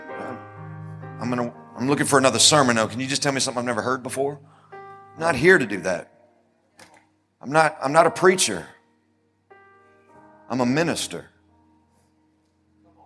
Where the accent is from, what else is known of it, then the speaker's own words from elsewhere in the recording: United States; as an American